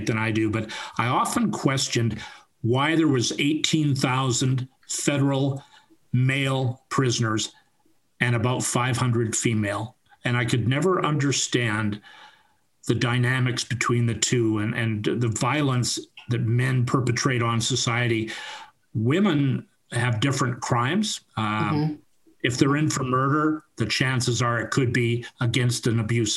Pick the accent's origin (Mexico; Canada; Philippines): Canada; West Vancouver, British Columbia; I was born and raised in West Vancouver